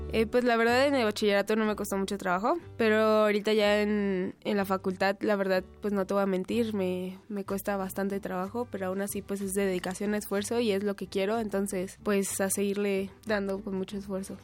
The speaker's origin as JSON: {"language": "Spanish", "region": "Mexico City", "country": "Mexico", "tie": "born or raised there", "said": "Nací en la Ciudad de México el 22 de enero de 1996"}